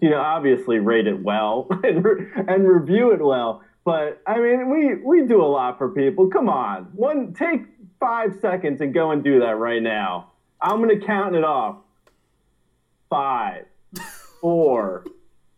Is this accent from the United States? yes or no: yes; Linden, New Jersey, United States; My hometown is Linden, New Jersey